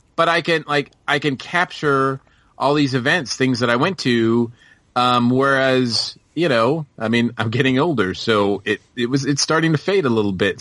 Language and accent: English; Massachusetts, United States; moved away as an adult; now in Georgia, United States; I'm from Massachusetts, so it was always like, boom, cold